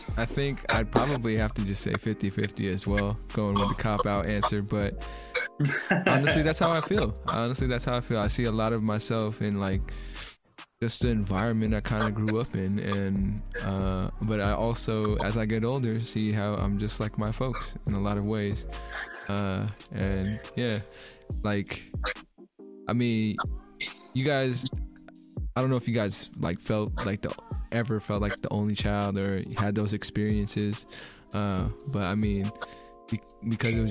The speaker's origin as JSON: {"language": "English", "area": "Bay Area", "region": "California", "country": "United States", "tie": "born or raised there", "said": "I grew up in the Bay Area, so pretty liberal"}